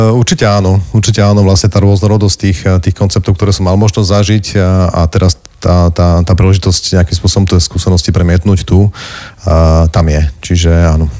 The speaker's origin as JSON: {"language": "Slovak", "town": "Záhradné", "region": "Prešov Region", "country": "Slovakia", "said": "som sa vrátil domov"}